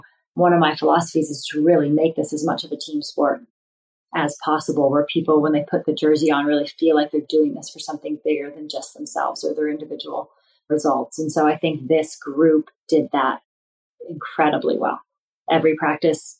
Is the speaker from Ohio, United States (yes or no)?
yes; Northeast Ohio, United States; I grew up in Northeast Ohio